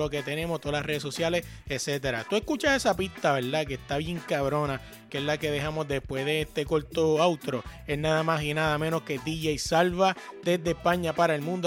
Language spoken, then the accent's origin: Spanish; Puerto Rico; now in Virginia, United States; yo que vengo de Puerto Rico